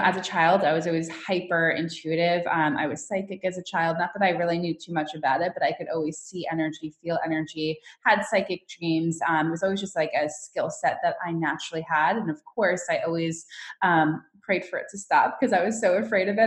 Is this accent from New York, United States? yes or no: yes; New York City, New York, United States; moved away as an adult; now in California, United States; I'm originally from New York. I just moved to California. So for me growing up, it was always the dream to be like, you know, that New York City hustler